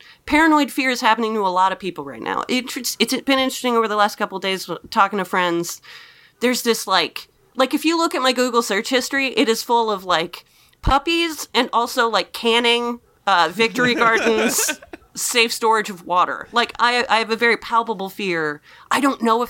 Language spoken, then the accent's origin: English; Napa, California, United States; moved away; I came from Napa